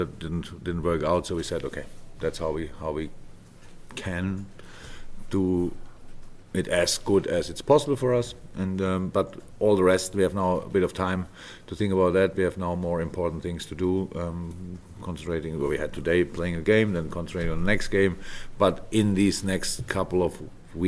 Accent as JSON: {"language": "English", "country": "Germany", "moved": "yes", "said": "I'm from Germany."}